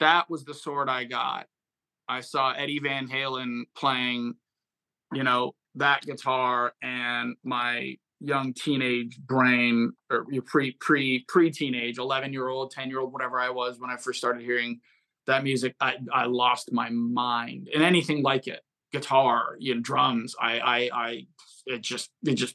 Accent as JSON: {"language": "English", "town": "Fremont", "region": "California", "country": "United States", "tie": "born or raised there", "said": "I grew up in the San Francisco Bay Area, the East Bay, Fremont, California"}